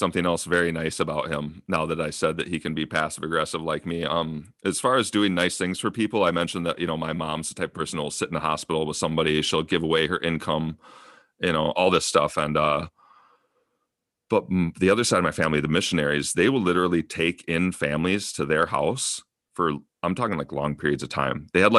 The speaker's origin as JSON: {"language": "English", "region": "Minnesota", "country": "United States", "tie": "born or raised there", "said": "It's weird how things come together that I grew up in Minnesota with this guy, but it's his cousin in Alaska who I actually became better friends with."}